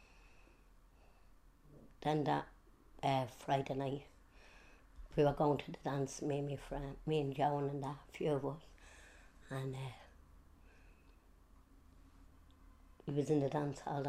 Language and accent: English; Dublin, Leinster, Ireland; I was born in Sheriff Street. My dad walked on the docks, coal boats